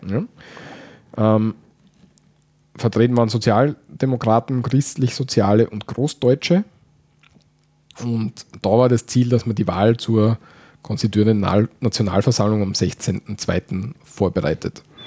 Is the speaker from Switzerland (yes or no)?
no; Austria; bei uns in Österreich